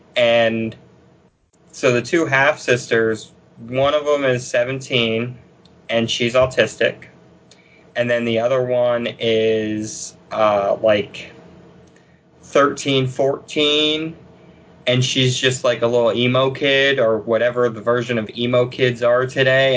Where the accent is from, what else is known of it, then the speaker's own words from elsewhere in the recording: Pennsylvania, United States; I'm from Pennsylvania